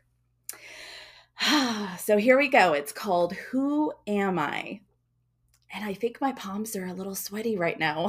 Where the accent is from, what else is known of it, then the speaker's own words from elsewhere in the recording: Georgia, United States; moved away; also born or lived in South Philadelphia, Pennsylvania / Pacific Northwest; I remember growing up in Georgia, living in the cabin-like home without modern-day comforts